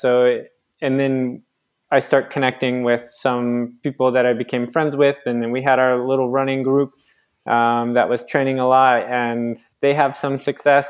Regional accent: Phoenix, Arizona, United States; moved away as an adult; also born or lived in Flagstaff, Arizona / Montana / Beaufortain, France; now in France; I grew up in Phoenix, Arizona

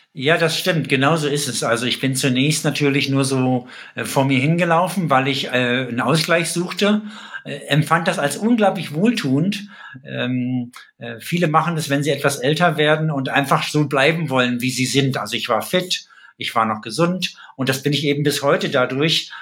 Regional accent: East Germany, Germany; moved away as an adult; now in Rhineland, Germany; aus ähm, Ostdeutschland gebürtig, wohne aber seit 20 Jahren im Rheinland

